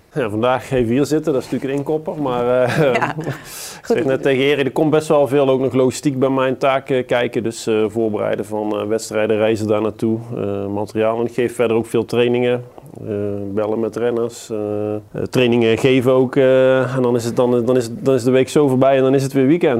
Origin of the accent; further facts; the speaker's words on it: Netherlands; we als Nederlanders